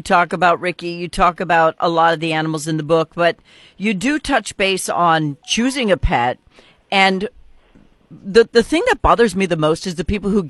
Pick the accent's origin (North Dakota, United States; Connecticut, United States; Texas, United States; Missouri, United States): North Dakota, United States; moved away; I'm from North Dakota originally